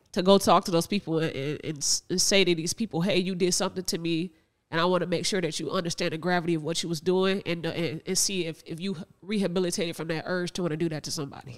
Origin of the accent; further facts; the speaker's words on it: Northwest Indiana, United States; We are from Northwest Indiana in the Chicagoland area